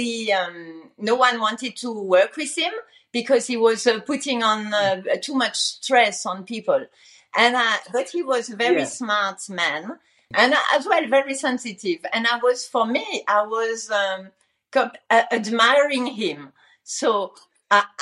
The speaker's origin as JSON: {"language": "English", "country": "France", "also_born_or_lived": "Luxembourg", "moved": "as an adult", "said": "I was originally from France"}